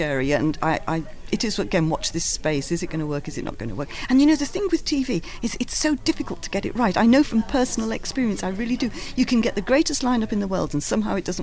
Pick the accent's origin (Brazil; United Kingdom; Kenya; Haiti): United Kingdom; Liverpool, North West England; As a Scouser